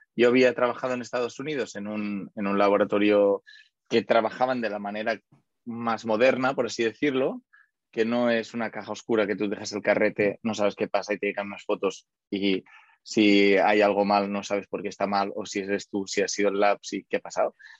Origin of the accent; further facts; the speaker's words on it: Barcelona, Catalonia, Spain; also born or lived in United States; yo soy de Barcelona